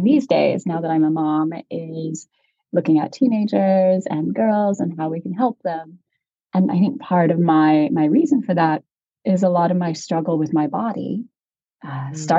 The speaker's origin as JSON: {"language": "English", "region": "Nebraska", "country": "United States", "said": "I'm from Nebraska"}